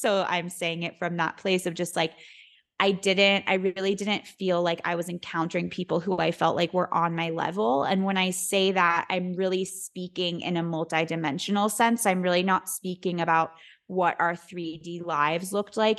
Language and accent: English; New York City, New York, United States; I was born and raised in New York City